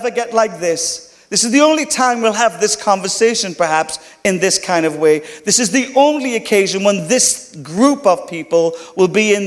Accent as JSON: {"language": "English", "country": "Ireland", "accent": "Irish", "said": "my Irish accent."}